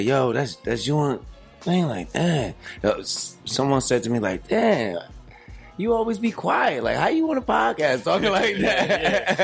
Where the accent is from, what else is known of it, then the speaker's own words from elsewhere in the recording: Trenton, New Jersey, United States; Trenton, New Jersey. That's where we're from